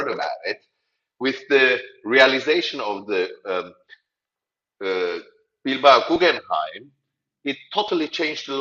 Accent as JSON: {"language": "English", "town": "Nicosia", "country": "Cyprus", "said": "I am originally from Cyprus, from Nicosia. I'm a Turkish Cypriot"}